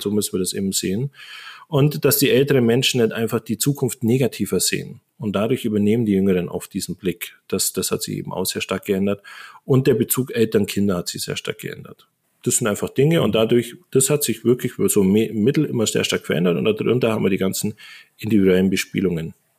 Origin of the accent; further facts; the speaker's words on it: Allgäu, Bavaria, Germany; also born or lived in Japan; now in Augsburg, Germany; ich bin im Allgäu groß geworden, auf dem Dorf.